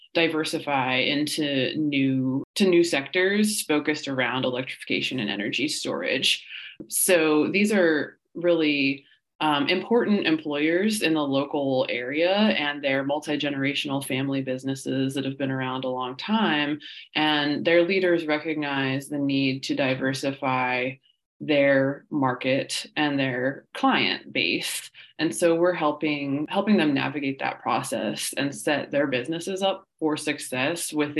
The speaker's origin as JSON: {"language": "English", "region": "West Virginia", "country": "United States", "tie": "born or raised there", "said": "as someone born and raised in West Virginia"}